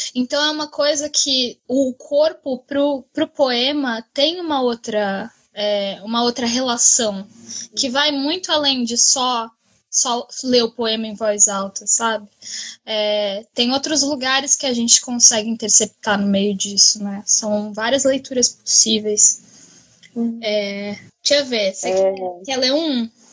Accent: Brazil; como brasileira

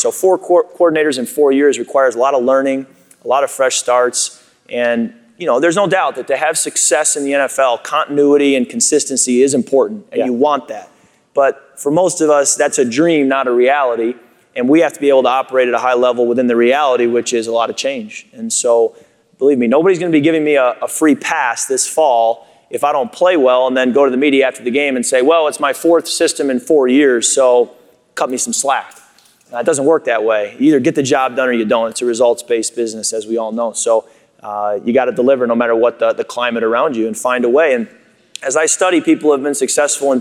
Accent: Chicago, Illinois, United States; moved away; also born or lived in Michigan; I grew up in Chicago originally before moving to Michigan, so I was a Bear fan growing up.

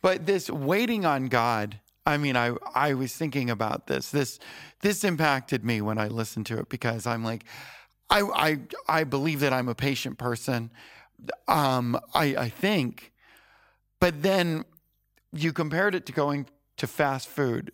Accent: Florida, United States; moved away as an adult; I was from Florida

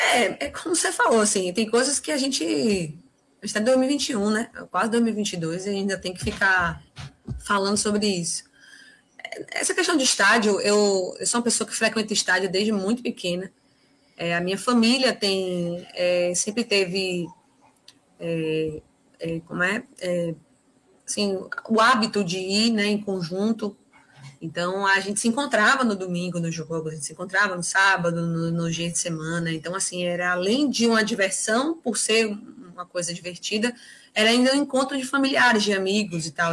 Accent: Northeast Region, Brazil

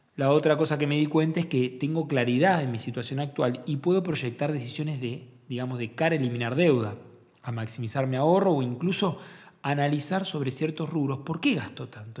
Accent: Argentina

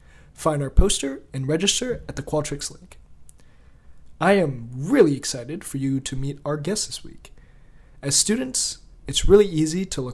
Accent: Indiana, United States; I'm from Indiana originally.

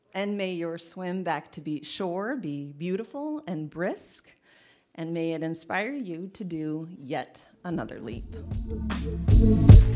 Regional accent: Indiana, United States; also born or lived in Massachusetts / Charlotte, North Carolina; now in Traverse City, United States; I grew up in Indiana

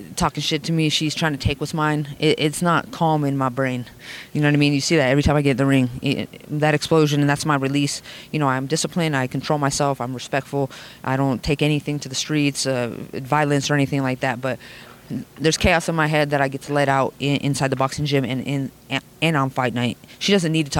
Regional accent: Las Vegas, Nevada, United States; I'm from Vegas

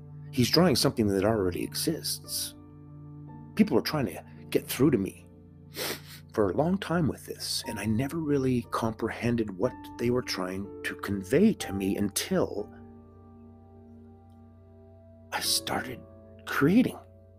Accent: Canada; I'm Canadian.

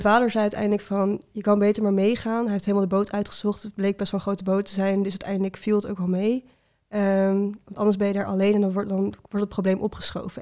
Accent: Utrecht, Netherlands; ik kom uit Utrecht

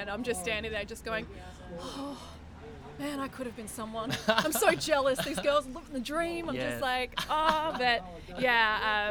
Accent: Hobart, Tasmania, Australia; now in Melbourne, Australia; I did actually live in Tasmania for a bit. I grew up in Hobart

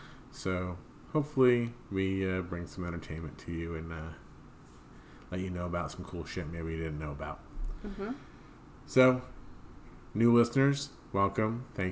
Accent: New Jersey, United States; We're from South Jersey

